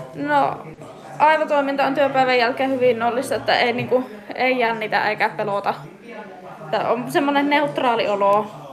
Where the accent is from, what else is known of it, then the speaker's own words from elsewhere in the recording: Nurmijärvi, Uusimaa, Finland; now in Tohmajärvi, Finland; mä oon Nurmijärveltä kotoisin